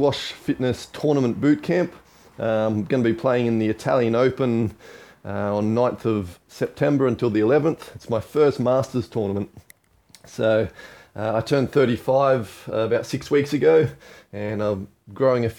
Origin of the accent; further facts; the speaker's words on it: Australia; moved away; also born or lived in Hong Kong; I grew up in Australia